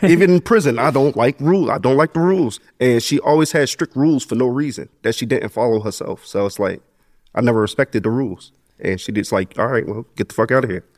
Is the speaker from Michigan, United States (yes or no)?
no; Asbury Park, New Jersey, United States; also born or lived in Neptune, New Jersey; I grew up in Asbury. Like, I was raised in the village, Sewell Avenue, all those places, but I went to school in Neptune